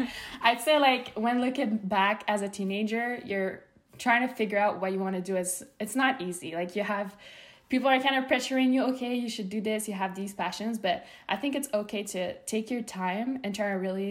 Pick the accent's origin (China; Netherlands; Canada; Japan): Canada; Montreal, Quebec; moved away as an adult; also born or lived in Los Angeles, United States; I'm from Canada, Montreal, and I'm moving to the States back again